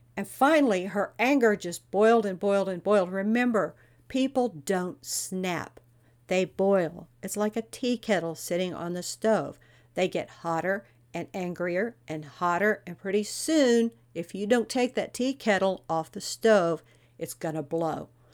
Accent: Texas, United States; I'm from Texas

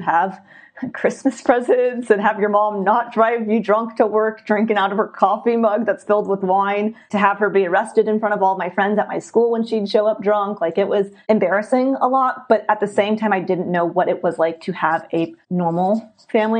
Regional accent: San Diego, California, United States; I was born and raised in San Diego, California

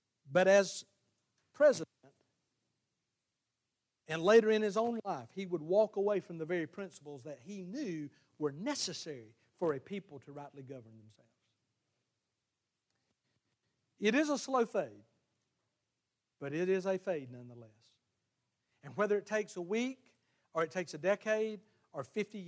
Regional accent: the South, United States; our culture in the South, we've called it the Bible Belt

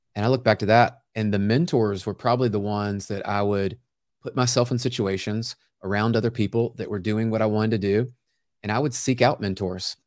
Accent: Memphis, Tennessee, United States; now in Franklin, United States; I grew up in Memphis, Tennessee

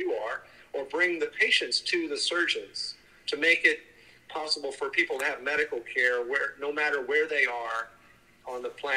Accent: Germany; now in United States; I was born in Germany. And now we work here in the United States

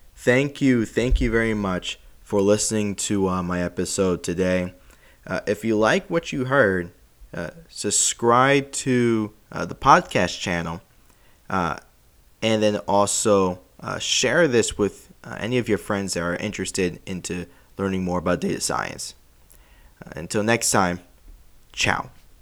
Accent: New York City, New York, United States; moved away as an adult; also born or lived in Long Island, New York / Florida; I'm born and raised in Queens

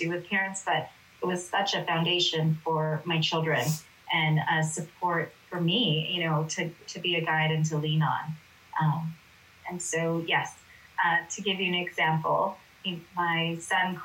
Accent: Los Angeles, California, United States; I grew up here in Los Angeles

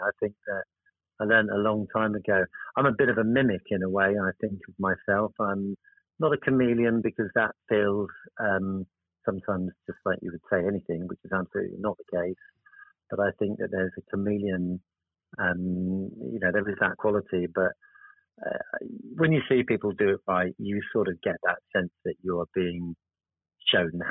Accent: Cornwall, South West England, United Kingdom; also born or lived in Oxford; now in Birmingham, United Kingdom; I am actually Cornish, that's where my home is.

